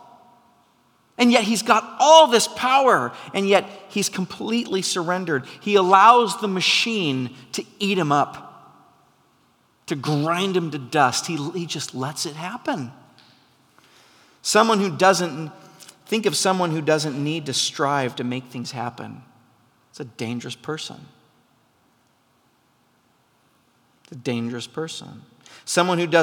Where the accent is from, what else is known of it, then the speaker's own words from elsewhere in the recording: McMinnville, Oregon, United States; I grew up in McMinnville, Oregon